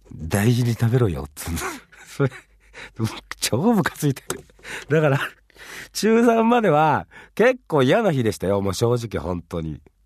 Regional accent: Fuchu, Japan; 自分は府中ってとこに生まれたんですけどね。育ったんですけど。

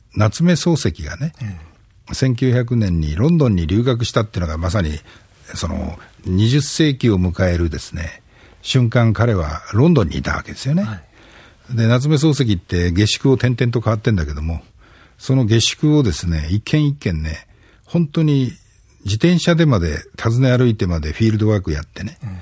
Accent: Japan; 60越したような都市格好の僕の世代の日本人ね

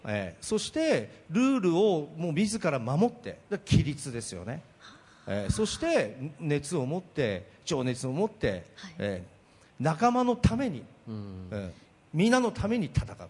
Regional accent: Akita, Japan; 秋田県の小川市で、ね、本家の長男で生まれ育った

